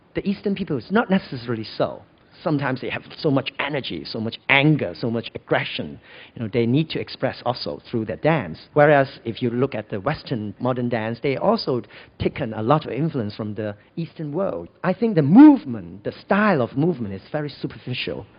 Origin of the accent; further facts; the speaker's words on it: Hong Kong; also born or lived in United States; I was born and raised in Hong Kong.